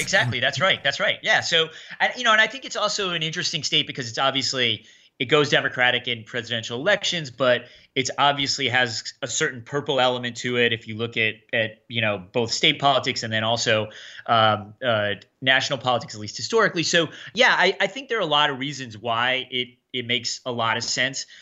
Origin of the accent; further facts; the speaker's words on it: Connecticut, United States; moved away as an adult; also born or lived in Meriden / Enfield / Brooklyn / North Carolina; I grew up here. I was born here.